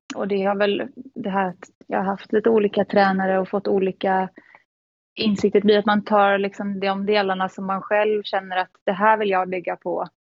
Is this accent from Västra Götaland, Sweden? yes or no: yes; Gothenburg, Västra Götaland, Sweden; moved away as an adult; now in Netherlands; jag är 29 år från Göteborg, lite utanför Göteborg. Mm. Ehm, där jag växte upp med min familj